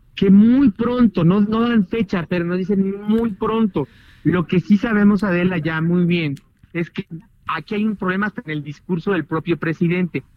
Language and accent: Spanish; Mexico; nosotros los mexicanos